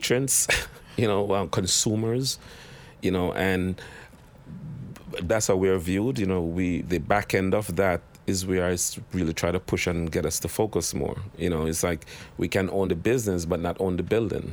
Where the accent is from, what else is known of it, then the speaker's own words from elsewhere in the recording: Jamaica; now in New York City, United States; I am Jamaican